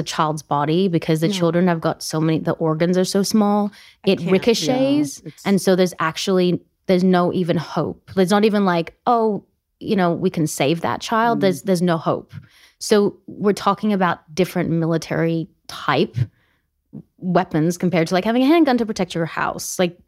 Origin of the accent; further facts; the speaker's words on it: Australia; also born or lived in South Africa; now in United States; As an Australian who's also an American citizen, I'm a dual citizen.